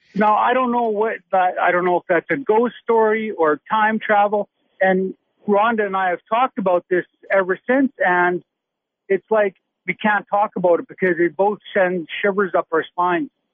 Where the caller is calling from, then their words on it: Saskatoon, Saskatchewan, Canada; I'm calling from Saskatoon, Saskatchewan, a tasty Canadian.